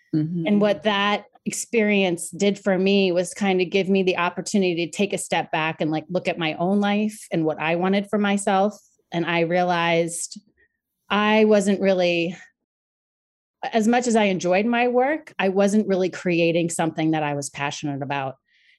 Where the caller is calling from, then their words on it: Long Island, New York, United States; I am joining you from the beautiful area of Long Island, New York.